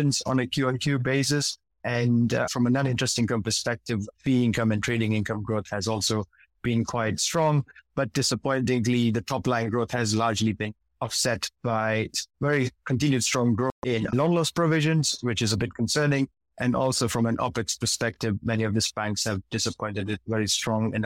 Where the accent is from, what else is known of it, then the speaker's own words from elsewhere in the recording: Kenya; moved away as an adult; I'm originally Kenyan, although I'm based outside of Kenya right now